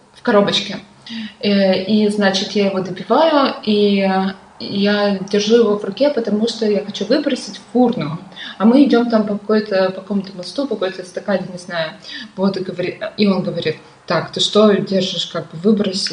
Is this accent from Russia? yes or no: yes; Perm, Perm Krai, Russia; Пермь это очень классный город